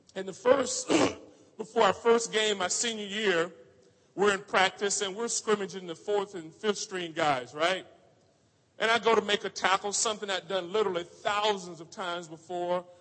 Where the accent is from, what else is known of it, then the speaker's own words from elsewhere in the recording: Orlando, Florida, United States; moved away; I grew up in Orlando, Florida